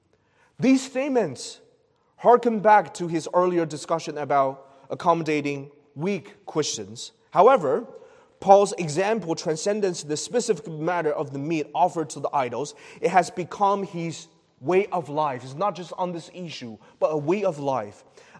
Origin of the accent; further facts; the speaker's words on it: China; moved away; The place I've born from a region in China where it's common to speak loudly